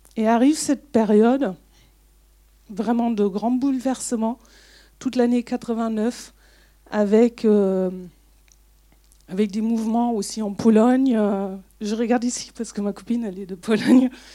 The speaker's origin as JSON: {"language": "French", "country": "Germany", "tie": "born or raised there", "second_language": "French", "moved": "yes", "said": "je suis est-allemande, donc je suis née en RDA"}